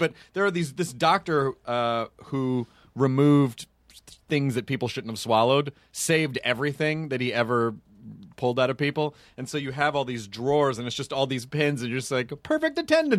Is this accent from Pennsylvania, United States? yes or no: no; Tennessee, United States; No, I'm from Tennessee.